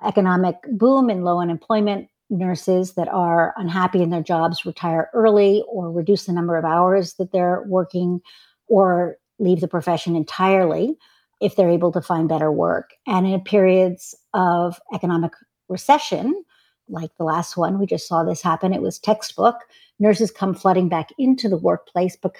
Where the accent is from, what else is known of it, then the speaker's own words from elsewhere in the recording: Washington, District of Columbia, United States; moved away as an adult; I came back to DC, which is actually my hometown, in 1998